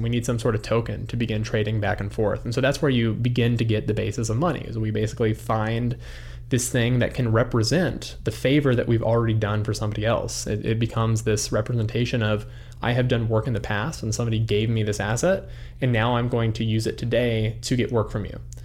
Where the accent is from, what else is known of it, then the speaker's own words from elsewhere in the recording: Albuquerque, New Mexico, United States; moved away as an adult; also born or lived in Los Angeles; now in Idaho, United States; I grew up in Albuquerque, New Mexico